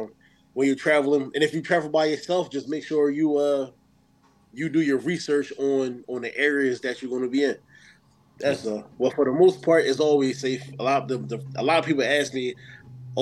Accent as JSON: {"language": "English", "town": "Philadelphia", "region": "Pennsylvania", "country": "United States", "said": "I'm from Philly. I'm from the hood."}